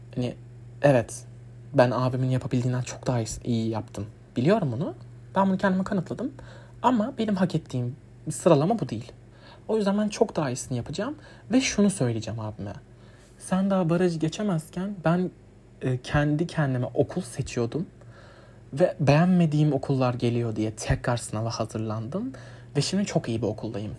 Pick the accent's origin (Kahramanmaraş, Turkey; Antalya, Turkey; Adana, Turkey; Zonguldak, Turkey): Adana, Turkey; Biz fırının üstünde üstündeydi Adana ilk taşındığımızda evimiz